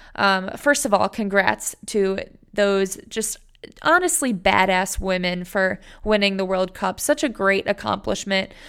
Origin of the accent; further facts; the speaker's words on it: Cleveland, Ohio, United States; moved away; my hometown, Cleveland, Ohio